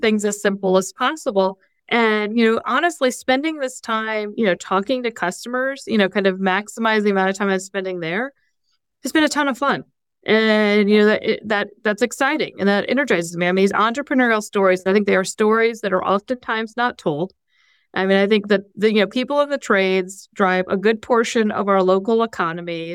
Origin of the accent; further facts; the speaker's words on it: Fort Wayne, Indiana, United States; moved away; also born or lived in Columbus, Ohio; I grew up in Fort Wayne